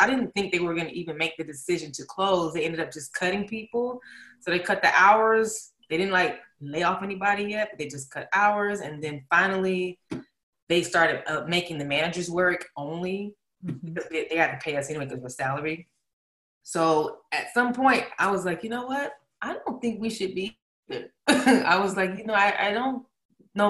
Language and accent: English; Atlanta, Georgia, United States; moved away as an adult; now in Los Angeles, United States; I'm from Atlanta, Georgia. I've been in LA for about maybe 6 or 7 years now. Back and forth from Atlanta. That's where I, you know, come from